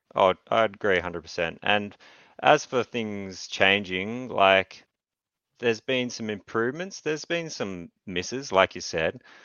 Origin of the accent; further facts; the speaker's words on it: Newcastle, New South Wales, Australia; I'm from Newcastle, Australia